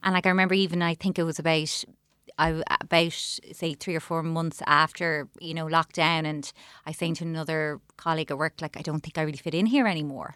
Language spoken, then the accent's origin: English; Clonmel, Munster, Ireland; I'm from Clonmel. I'm gonna open a shop in Clonmel